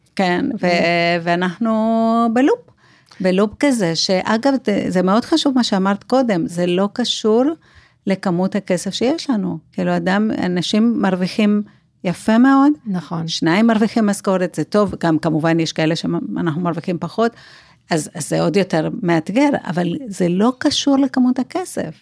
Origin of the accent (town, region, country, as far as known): Buenos Aires, Argentina; accent: South American; Hebrew is a second language; now in Israel